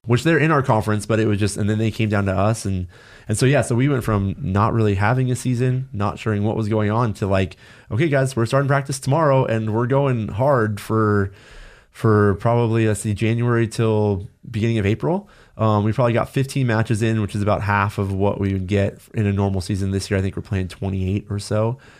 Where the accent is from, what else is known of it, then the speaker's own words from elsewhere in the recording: Los Angeles, California, United States; growing up in Los Angeles